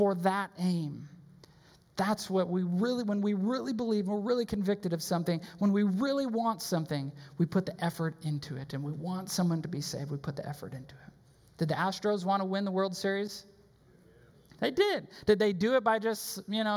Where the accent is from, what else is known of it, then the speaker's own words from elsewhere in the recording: Wisconsin, United States; also born or lived in Chicago; now in Texas, United States; I grew up in Wisconsin.